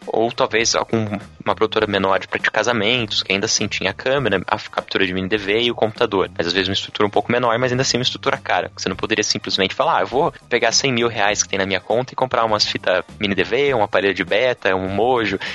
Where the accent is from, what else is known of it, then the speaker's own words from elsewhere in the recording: São Paulo, Brazil; now in Curitiba, Brazil; eu sou de São Paulo, na verdade, mas moro aqui já faz um tempo.